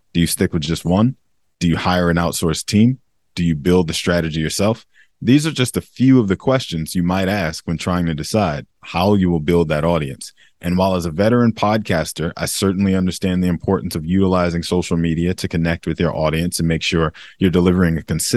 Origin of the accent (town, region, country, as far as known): United States